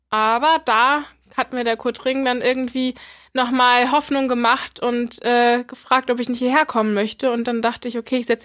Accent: Berlin, Germany; moved away as an adult; now in Regensburg, Germany; Genau, also ich komme eigentlich aus Berlin und ähm, habe nach einigen auch erfolgreichen Jahren in Berlin äh, es ziemlich schwer gehabt im Sport

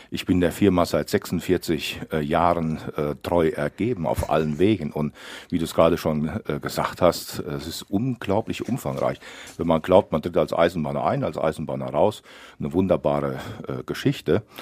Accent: Wingeshausen, North Rhine-Westphalia, Germany; Also ich äh, bin ein Ur-Wittgensteiner, ich bin in Winjeshausen geboren, war eben auch eine lange Zeit durch meinen Beruf äh, dann weg und bin Anfang der 90er Jahre wieder zurückgekehrt

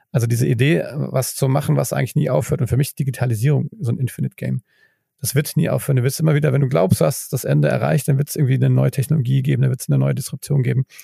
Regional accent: Mainz, Rhineland-Palatinate, Germany; Ich meine, du, ich komme ja aus Mainz, das ist nicht ganz halb so groß, aber fast äh, nur halb so groß wie, wie, wie Bielefeld.

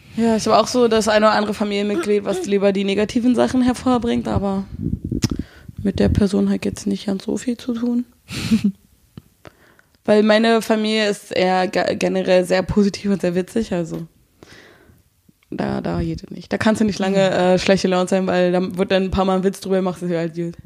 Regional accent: Berlin, Germany; accent: Berlin dialect; also born or lived in Brandenburg; Ich bin Berliner

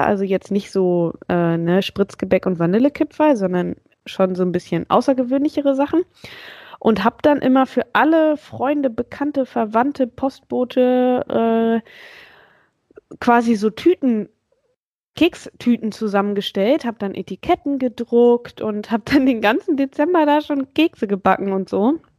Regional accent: Hanover, Lower Saxony, Germany; ich komme ja aus Hannover und ich kann irgendwie gar keinen Akzent

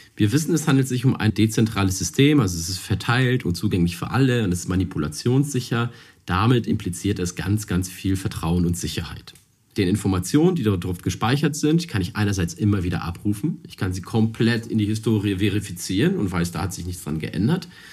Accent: Hamburg, Germany; Ich komme aus Hamburg und wir haben hier ein tolles Apfelanbaugebiet

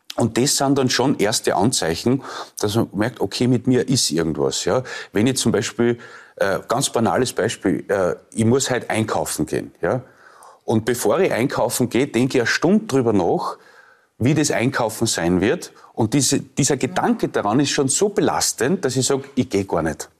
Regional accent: Leoben, Styria, Austria; also born or lived in Lower Austria; ich bin ja in Leoben aufgewachsen

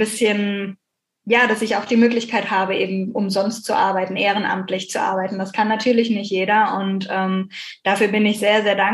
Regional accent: Bucaramanga, Santander, Colombia; now in Germany; Aber bei uns in Bucaramanga habe ich nichts gefunden.

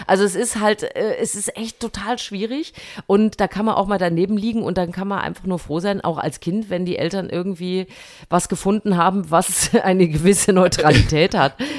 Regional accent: Thuringia, Germany; moved away; ich war in meiner alten Heimat Thüringen.

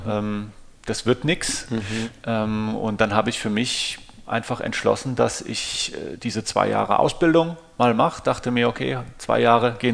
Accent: Bad Dürkheim, Rhineland-Palatinate, Germany; also born or lived in Ludwigshafen; Also ich bin {S1} mhm. natürlich {S0} hier ähm, geboren in Bad Dürkheim, bin hier auch aufgewachsen bis zur Grundschule

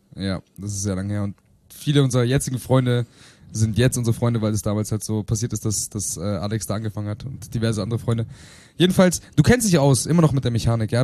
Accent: Bielefeld, North Rhine-Westphalia, Germany; moved away; meiner Heimatstadt Bielefeld

